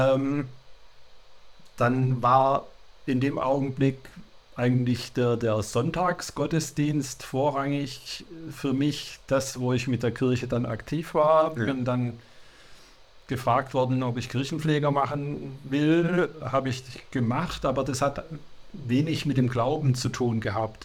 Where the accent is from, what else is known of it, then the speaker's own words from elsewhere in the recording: Sindelfingen, Baden-Württemberg, Germany; now in Hildrizhausen, Germany; bin in Sindelfingen geboren und aufgewachsen